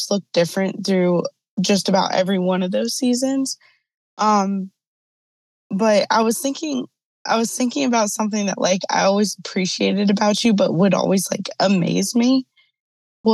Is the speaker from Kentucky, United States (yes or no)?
no; Charlotte, North Carolina, United States; now in Virginia, United States; I live in Virginia. I'm originally from Charlotte, North Carolina